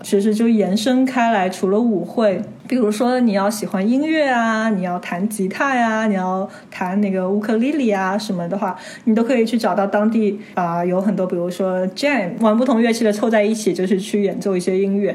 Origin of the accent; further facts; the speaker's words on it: China; 所以我们中国人如果有老外过来，然后他们跟我们说句句中文，那我们也都会觉得很开心